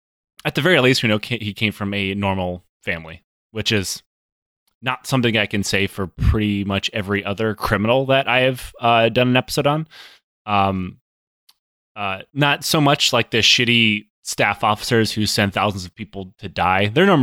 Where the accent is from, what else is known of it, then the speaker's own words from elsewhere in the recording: Michigan, United States; this is where I guess people are probably expecting me to make an Ohio State joke because I'm from Michigan